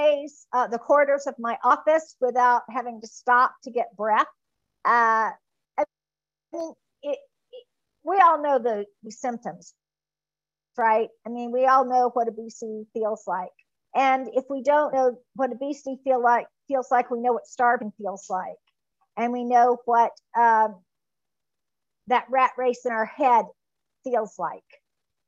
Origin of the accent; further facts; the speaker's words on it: Mississippi, United States; I was from Mississippi